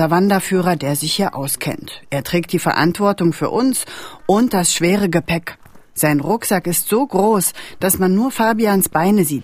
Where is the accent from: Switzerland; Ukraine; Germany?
Germany; Rostock, Mecklenburg-Vorpommern; Aus Rostock von der Ostseeküste.